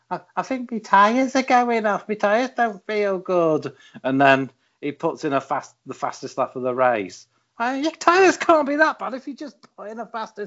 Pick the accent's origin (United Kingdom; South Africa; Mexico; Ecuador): United Kingdom; I'm British